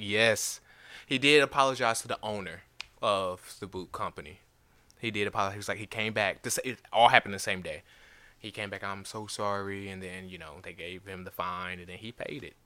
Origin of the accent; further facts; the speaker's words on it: St. Louis, Missouri, United States; now in Nashville, United States; I'm from Saint Louis.